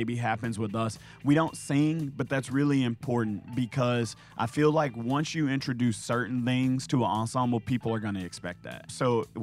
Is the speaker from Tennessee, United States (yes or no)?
yes; Memphis, Tennessee, United States; we're from Memphis